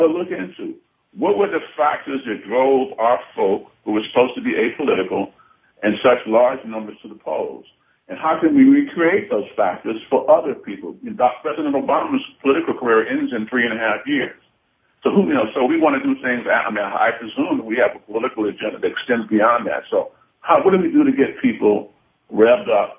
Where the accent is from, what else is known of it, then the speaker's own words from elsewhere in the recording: New York City, New York, United States; I'm from New York City. It's my hometown.